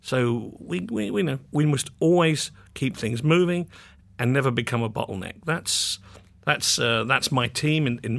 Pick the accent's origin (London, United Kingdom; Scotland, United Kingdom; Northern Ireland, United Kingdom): London, United Kingdom; Muswell Hill; also born or lived in Barnet; Yes, I grew up in North London, in first of all in a place called Muswell Hill, and then subsequently in Barnet, which is a little outside central London, to the north.